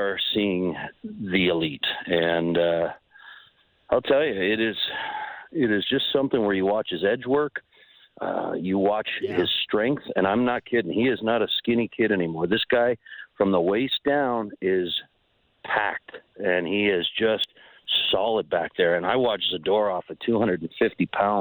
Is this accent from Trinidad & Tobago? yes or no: no; Ontario, Canada; now in Calgary, Canada; I'm from Ontario